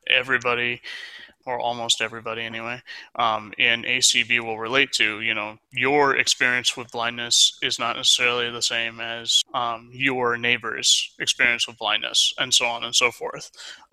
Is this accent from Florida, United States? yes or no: yes; Florida, United States; also born or lived in Michigan / Mobile, Alabama; I was born and raised in Florida, actually. I am currently in Sarasota, and I've pretty much been around that area my entire life